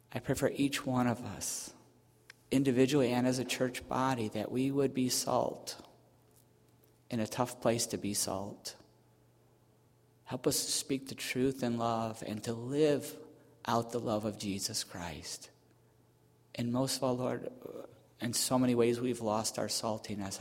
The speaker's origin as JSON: {"language": "English", "town": "Buffalo", "region": "New York", "country": "United States", "tie": "born or raised there", "said": "where I grew up in Buffalo area"}